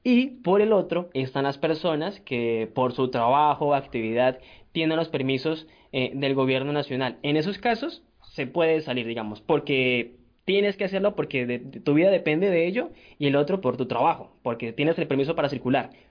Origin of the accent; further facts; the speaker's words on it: Colombia; nos compone como colombianos